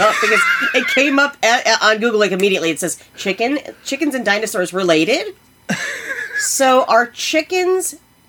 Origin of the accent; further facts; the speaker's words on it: Iowa, United States; we are from Iowa.